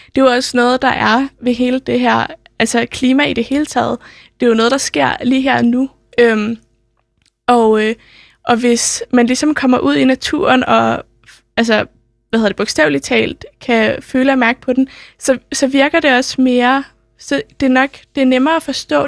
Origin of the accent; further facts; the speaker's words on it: Copenhagen, Capital Region of Denmark, Denmark; har jeg selv gået på, folk, øh, på Sølvgadeskole. Den ligger ikke så langt fra Nørreport